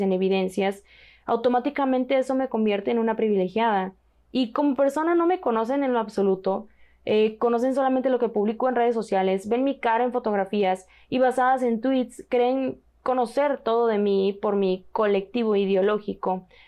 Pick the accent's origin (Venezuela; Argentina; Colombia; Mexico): Mexico; como mexicana